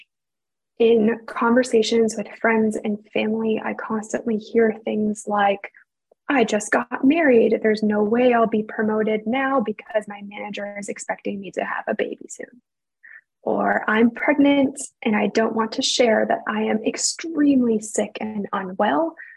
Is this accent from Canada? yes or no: yes; Canada; I am a Canadian